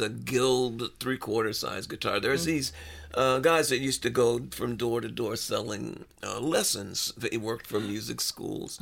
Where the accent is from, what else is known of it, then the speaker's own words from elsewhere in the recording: Memphis, Tennessee, United States; moved away; also born or lived in Los Angeles; I was born in Memphis.